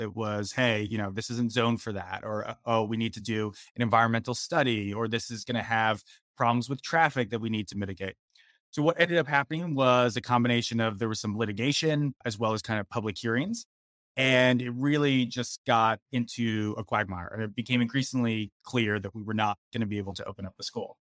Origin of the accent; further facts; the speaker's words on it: Philadelphia, Pennsylvania, United States; moved away as an adult; also born or lived in Washington, D.C. / California; in my hometown of Philadelphia